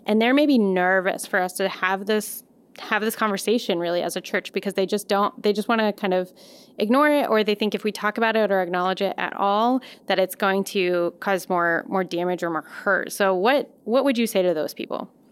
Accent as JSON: {"language": "English", "town": "Colorado Springs", "region": "Colorado", "country": "United States", "tie": "born or raised there", "moved": "as an adult", "lives_now": "Madison, United States", "said": "I grew up in Colorado Springs"}